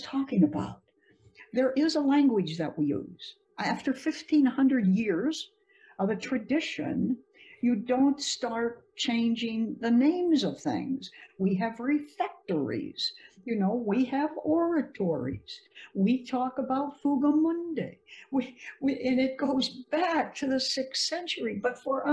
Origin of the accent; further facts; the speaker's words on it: United States; as an American